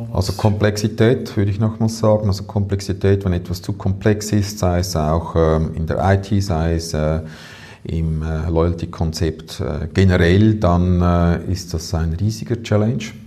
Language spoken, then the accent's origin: German; Switzerland; bei uns in der Schweiz